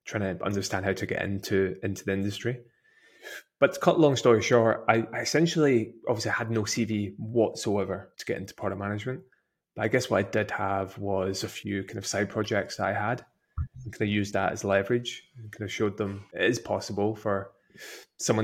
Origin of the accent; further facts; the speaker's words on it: Scotland, United Kingdom; being Scottish